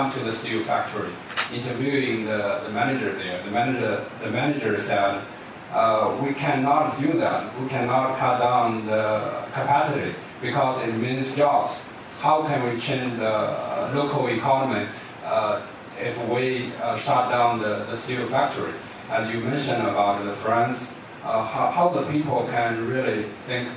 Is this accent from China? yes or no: yes; China; moved away as an adult; now in Washington, D.C., United States; I come from China